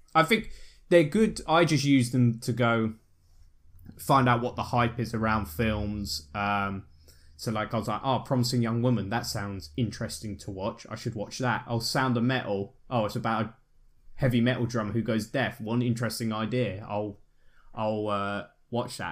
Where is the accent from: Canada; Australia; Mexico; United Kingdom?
United Kingdom; I'm British